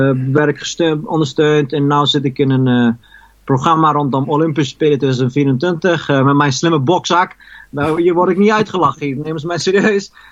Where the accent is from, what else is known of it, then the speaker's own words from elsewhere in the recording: Eindhoven, North Brabant, Netherlands; now in Paris, France; Ja, dus, ik kom uit Eindhoven. En, maar goed, ik, ik ben, wel, ben wel naar Parijs uitgeweken.